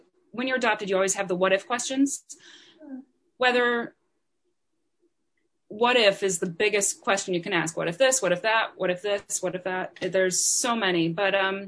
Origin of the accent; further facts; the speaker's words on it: Wisconsin, United States; I grew up in Wisconsin.